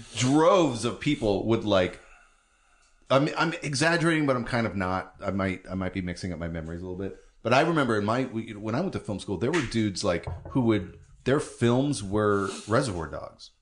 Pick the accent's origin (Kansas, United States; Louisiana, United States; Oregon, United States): Oregon, United States; Beaverton; also born or lived in San Francisco; I grew up in Beaverton, uh-huh. which is in the valley of Portland.